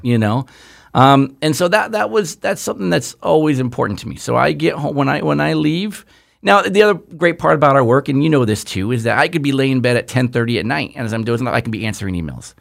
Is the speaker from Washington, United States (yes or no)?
no; Southern California, United States; we grew up here in Southern California.